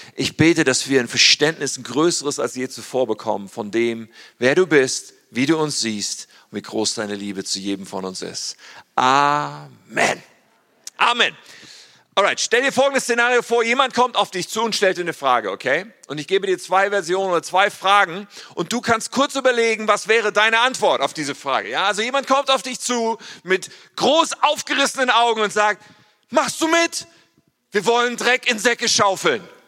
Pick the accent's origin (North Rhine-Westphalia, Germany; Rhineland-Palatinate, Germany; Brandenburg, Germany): North Rhine-Westphalia, Germany; Ennepetal; ich komme eigentlich aus Ennepetal, ursprünglich, da bin ich aufgewachsen